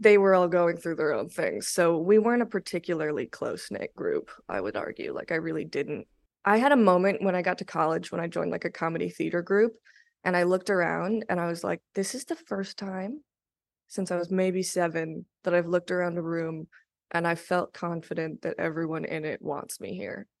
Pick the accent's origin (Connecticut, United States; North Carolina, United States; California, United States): California, United States; Los Angeles; moved away; I grew up in the Valley in North Hollywood.